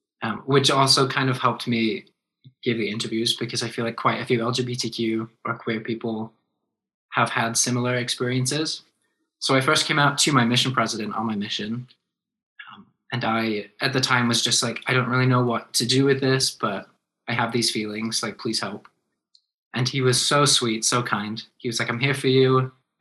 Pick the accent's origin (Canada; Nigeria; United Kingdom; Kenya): United Kingdom; England; born there; now in Utah, United States; I was born in England, and I'm actually very flattered that you noticed, because I feel like less people notice as I live in Utah longer and longer.